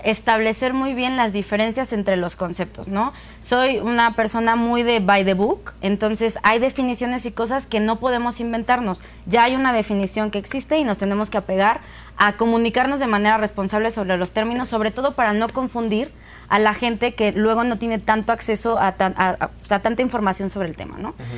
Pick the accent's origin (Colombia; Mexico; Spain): Mexico; Pachuca, Hidalgo; soy de Pachuca